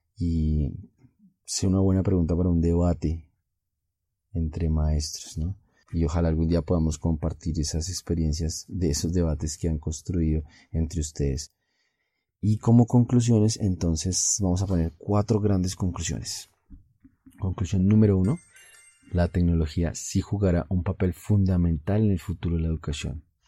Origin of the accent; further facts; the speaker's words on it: Colombia; en mi país Colombia